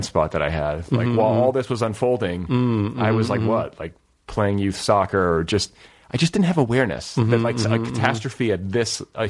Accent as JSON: {"language": "English", "region": "Indiana", "country": "United States", "tie": "born or raised there", "said": "I grew up in Indiana."}